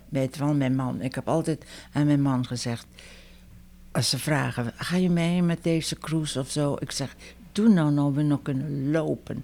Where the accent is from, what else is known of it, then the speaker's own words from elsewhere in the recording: Netherlands; moved away as an adult; also born or lived in Paterson, United States / Fremont, United States; now in United States; ik ben een Hollandse